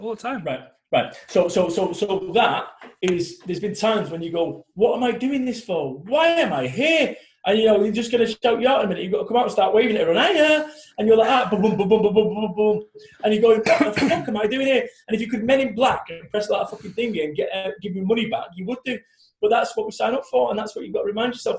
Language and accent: English; Manchester, North West England, United Kingdom; I'm from Manchester